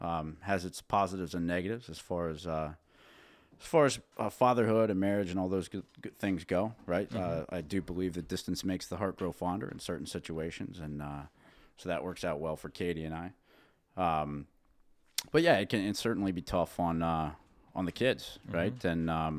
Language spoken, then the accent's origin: English; Dillsburg, Pennsylvania, United States; born there; So I was born in Dillsburg, PA, right down the road, about 15 minutes from here.